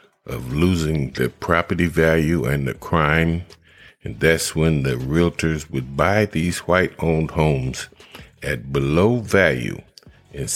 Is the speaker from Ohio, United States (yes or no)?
yes; Akron, Ohio, United States; my hometown, which is Akron, Ohio